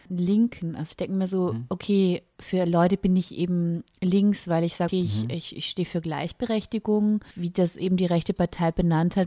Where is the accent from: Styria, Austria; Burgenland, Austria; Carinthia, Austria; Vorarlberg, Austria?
Carinthia, Austria; ich bin in Kärnten yeah. geboren